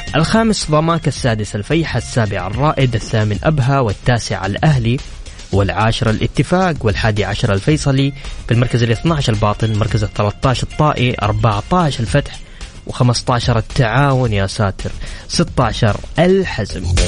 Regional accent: Saudi Arabia

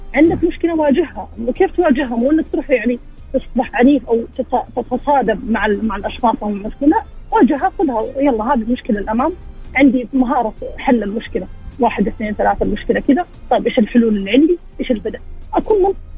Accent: Jeddah, Makkah Province, Saudi Arabia; من جده

